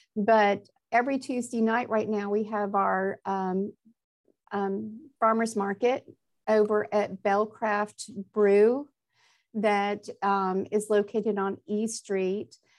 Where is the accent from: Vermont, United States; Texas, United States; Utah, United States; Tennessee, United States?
Tennessee, United States; Nashville; moved away as an adult; also born or lived in Birmingham, Alabama / Atlanta, Georgia; now in Exeter, United States; i grew up i was grew up in nashville tennessee